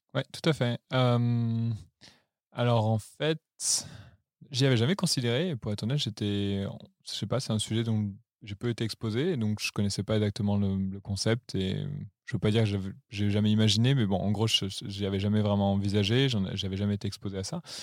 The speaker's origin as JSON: {"language": "French", "town": "Lyon", "region": "Auvergne-Rhône-Alpes", "country": "France", "tie": "born or raised there", "also_born_or_lived": "Paris", "moved": "as an adult", "lives_now": "Berlin, Germany", "said": "Je viens de Lyon, euh, j'ai grandi là-bas"}